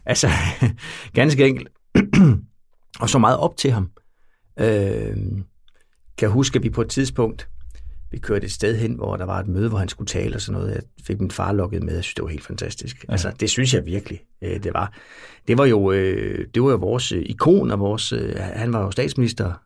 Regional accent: near Bjerringbro, Central Denmark Region, Denmark; Det lå øh, 12 km væk, hvor jeg voksede op

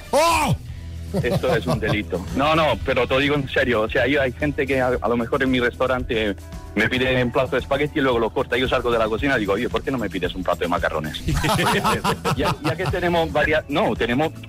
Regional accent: Rome, Lazio, Italy; Spanish is a second language; now in Spain; soy de Roma

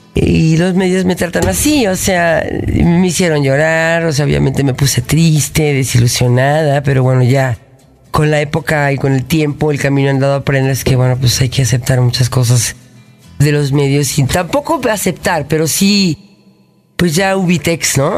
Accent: Mexico City, Mexico; nací yo aquí en el DF. Soy orgullosamente mexicana. En el DF, en la, colonia Cuauhtémoc

